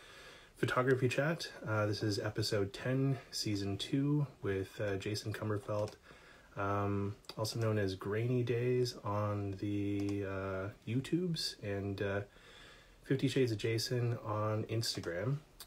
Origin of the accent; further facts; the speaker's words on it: British Columbia, Canada; also born or lived in Vancouver / Kamloops; now in Toronto, Canada; Yeah, so I grew up out in British Columbia.